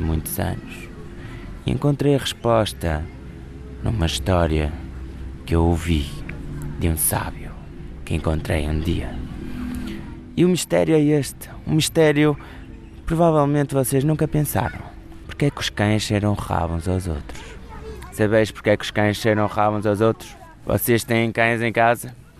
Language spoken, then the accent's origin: Portuguese; Porto, Norte, Portugal; sou contador de histórias e sou do Porto